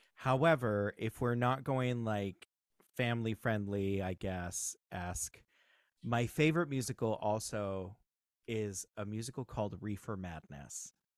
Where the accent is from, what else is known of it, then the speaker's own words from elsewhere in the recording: Southern California, United States; also born or lived in Ogden, Utah; I grew up here in Southern California.